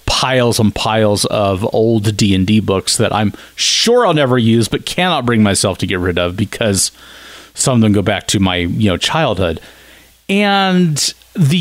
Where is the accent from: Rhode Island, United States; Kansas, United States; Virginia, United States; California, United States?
Kansas, United States; moved away; also born or lived in Dodge City, Kansas / Wichita, Kansas; I'm from Kansas.